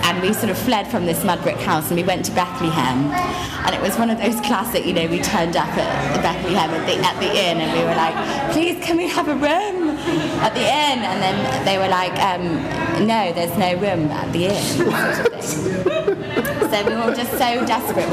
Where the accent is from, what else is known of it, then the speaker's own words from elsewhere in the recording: United Kingdom; moved away; also born or lived in China; we're so British